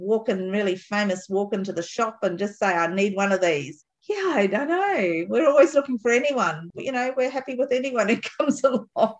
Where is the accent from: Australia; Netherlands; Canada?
Australia; Tambo, Queensland; I'm Tambo.